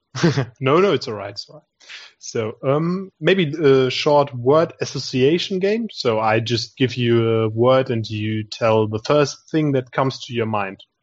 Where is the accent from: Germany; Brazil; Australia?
Germany; we are from Germany.